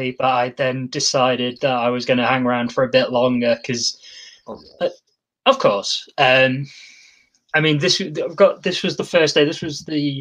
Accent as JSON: {"language": "English", "town": "Lincoln", "region": "East Midlands", "country": "United Kingdom", "tie": "born or raised there", "said": "in my hometown"}